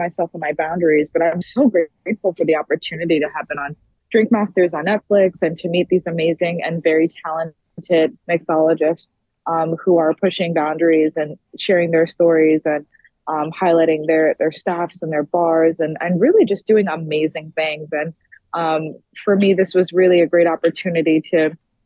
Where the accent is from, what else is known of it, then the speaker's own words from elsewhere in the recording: New York City, New York, United States; now in Washington, D.C., United States; I grew up in the Bronx and I live in D.C. currently